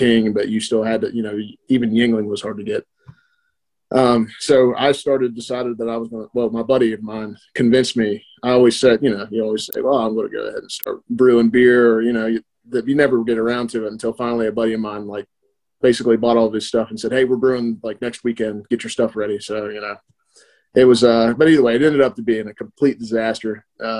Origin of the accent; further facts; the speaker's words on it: West Virginia, United States; born and raised in West Virginia